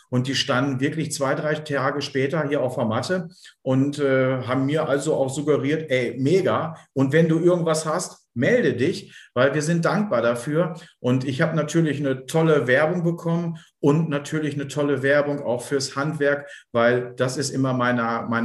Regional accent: Bielefeld, North Rhine-Westphalia, Germany; ich bin halt ein Bielefelder Kind

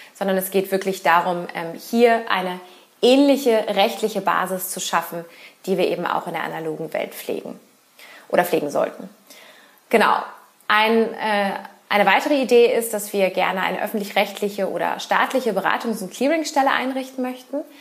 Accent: Berlin, Germany; now in Cologne, Germany; gebürtige Berlinerin, überzeugte Wahlkölnerin

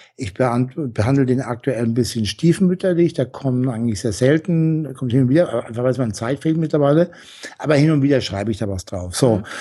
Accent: Franconia, Bavaria, Germany; moved away as an adult; also born or lived in Essen; ich komme aus dem Fränkischen

